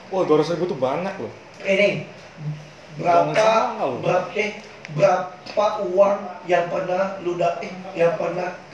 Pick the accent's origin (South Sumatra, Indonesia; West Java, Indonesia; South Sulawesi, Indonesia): South Sumatra, Indonesia; Palembang; karena kami orang Palembang kadang bahasa kami campur kan antara bahasa Indonesia bahasa yang mudah didengar untuk orang seluruh Indonesia atau eh dan bahasa Palembang itu sendiri